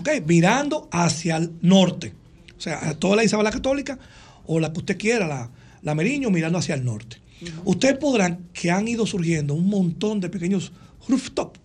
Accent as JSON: {"language": "Spanish", "town": "Santo Domingo", "country": "Dominican Republic", "tie": "born or raised there", "said": "nosotros donde yo nací, me crié en el mirador cerca donde vivíamos antes"}